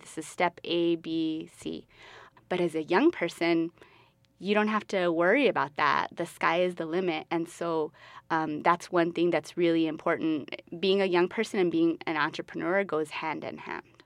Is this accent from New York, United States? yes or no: no; Albuquerque, New Mexico, United States; I'm originally from Albuquerque. I'm from the West Side. Um, I went to John Adams Middle School, and I went to West Mesa High School